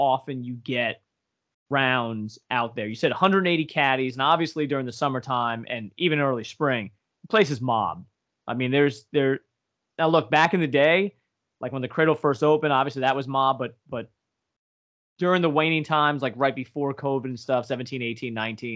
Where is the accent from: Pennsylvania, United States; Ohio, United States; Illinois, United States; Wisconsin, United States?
Pennsylvania, United States; Northeast; we're from Northeast PA